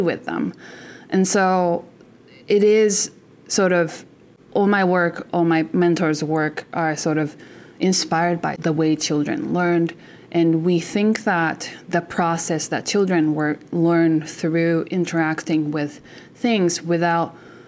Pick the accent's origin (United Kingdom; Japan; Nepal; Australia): Japan; now in Canada; I'm originally from Japan